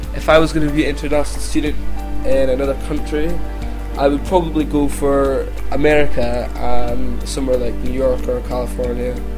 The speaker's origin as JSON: {"language": "English", "town": "Keith", "region": "Scotland", "country": "United Kingdom", "tie": "born or raised there", "lives_now": "Edinburgh, United Kingdom", "said": "I lived in the northeast at a town called Keith where I went to Keith Grammar School"}